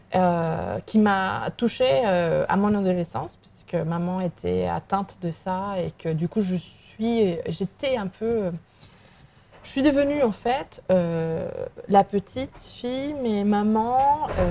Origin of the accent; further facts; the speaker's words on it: Vigo, Galicia, Spain; French is a second language; moved away as an adult; also born or lived in Mexico; now in Lyon, France; je suis espagnole, je suis galicienne